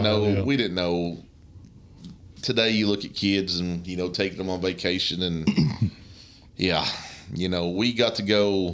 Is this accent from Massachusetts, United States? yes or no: no; Letcher County, Kentucky, United States; I grew up in Letcher County, Kentucky, right on the Virginia-Harlan County line, a little place called Flat Gap.